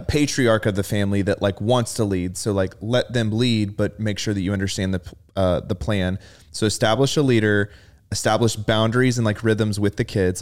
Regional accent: Rockwall, Texas, United States; growing up in Rockwall

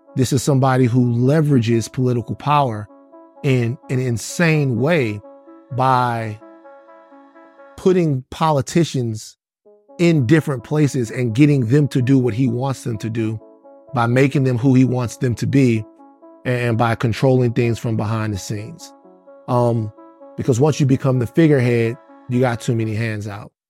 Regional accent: Baton Rouge, Louisiana, United States; I'm from Baton Rouge, but we all listen to bounce music in South Louisiana

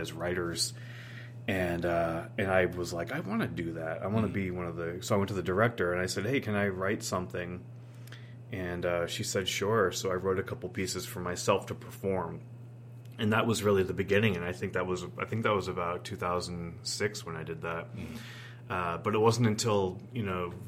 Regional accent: Keene, New Hampshire, United States; moved away as an adult; also born or lived in Nashua, New Hampshire; Keene, New Hampshire is my actual hometown

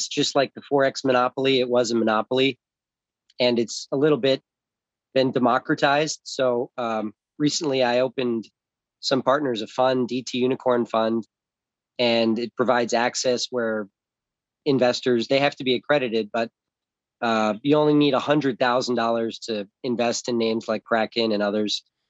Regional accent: Los Angeles, California, United States; also born or lived in South Florida; I was born in Orange, California, in St. Joseph's Hospital in Los Angeles, and grew up in Los Angeles and South Florida on both coasts with two parents.

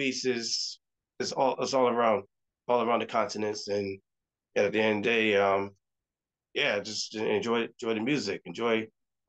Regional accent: Connecticut, United States; I was born and raised in Connecticut.

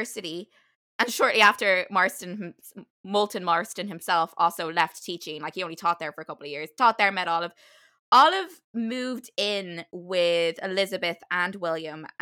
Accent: Ireland; as an Irish person

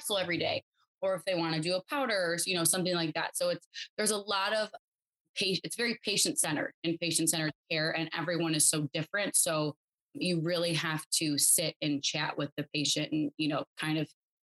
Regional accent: Buffalo, New York, United States; I'm from Buffalo. I graduated Clarence High School in 2012.

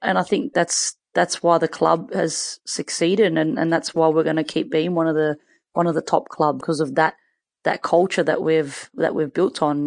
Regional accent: Sydney, New South Wales, Australia; I grew up in Western Sydney

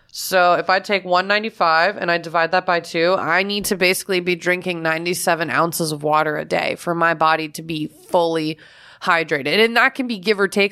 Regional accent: Florida, United States; when I was a kid growing up in Florida

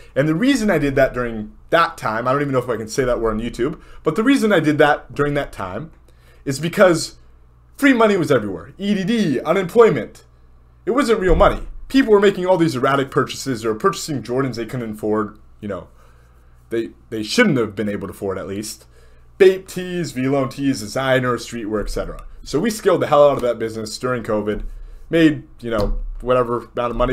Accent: Southern California, United States; moved away as an adult; also born or lived in Miami; I grew up in Southern California.

